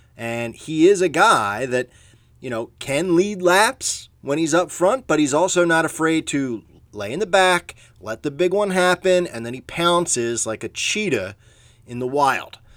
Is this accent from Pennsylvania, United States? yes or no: yes; Philadelphia, Pennsylvania, United States; I'm from Philadelphia, a big Philadelphia Phillies fan